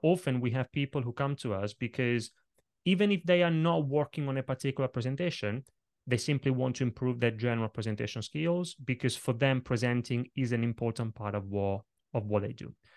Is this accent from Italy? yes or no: yes; Italy; now in London, United Kingdom; when I was a little kid growing up in Italy